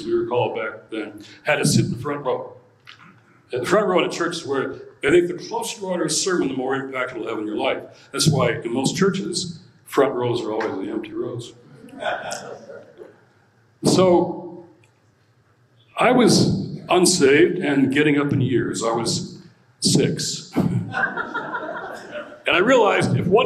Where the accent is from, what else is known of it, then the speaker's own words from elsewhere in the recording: Detroit, Michigan, United States; I was born and raised in Detroit, Motor City, Motown